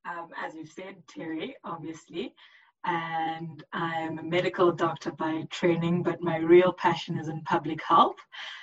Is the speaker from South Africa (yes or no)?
yes; South Africa; in South Africa, I get to be Ugandan. But when I go to Uganda, because I don't speak any of the languages, I totally claim the fact that I'm South African.